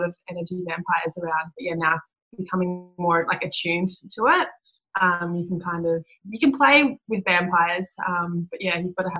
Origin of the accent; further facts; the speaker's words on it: Newcastle, New South Wales, Australia; I grew up in Newcastle, so I'm a bit of a bogan